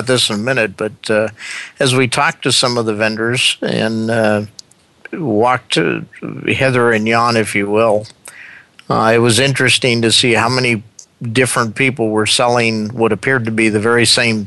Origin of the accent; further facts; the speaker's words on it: West Coast, United States; I'm from the West Coast